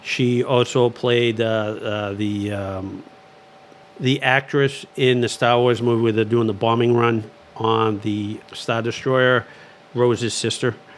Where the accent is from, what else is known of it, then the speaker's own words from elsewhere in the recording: Lowell, Massachusetts, United States; also born or lived in Dracut; I grew up in the city of Lowell